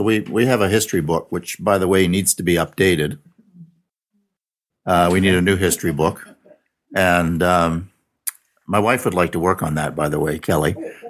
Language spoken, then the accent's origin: English; Milestone, Saskatchewan, Canada; born or raised there; also born or lived in Regina